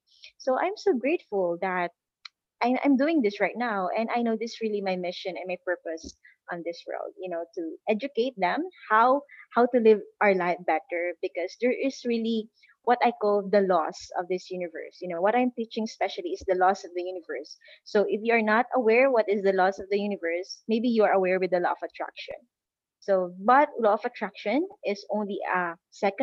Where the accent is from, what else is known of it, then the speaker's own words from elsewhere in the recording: Philippines; I am from the Philippines